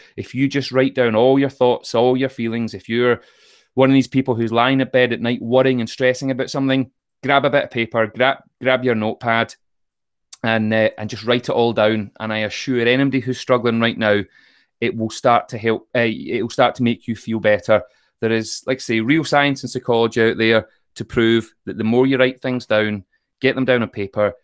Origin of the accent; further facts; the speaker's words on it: Troon, Scotland, United Kingdom; I grew up in Troon in Ayrshire